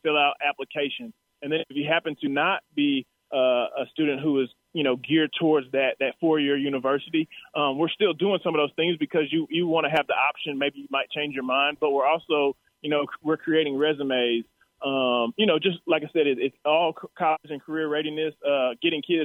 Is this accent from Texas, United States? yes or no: yes; Texas, United States; I was here from Texas